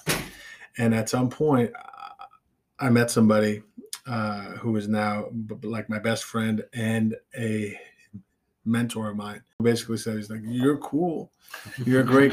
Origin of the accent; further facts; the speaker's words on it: Las Vegas, Nevada, United States; moved away as an adult; now in New York, United States; I grew up in Las Vegas